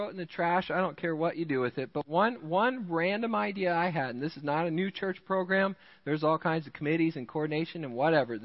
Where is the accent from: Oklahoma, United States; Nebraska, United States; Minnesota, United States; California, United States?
Minnesota, United States; Rochester; now in Midland, United States; I grew up in Rochester, Minnesota, the home of Mayo Clinic